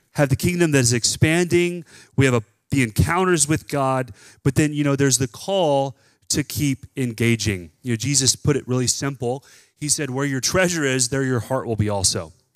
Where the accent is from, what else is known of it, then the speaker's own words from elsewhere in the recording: Texas, United States; growing up in Texas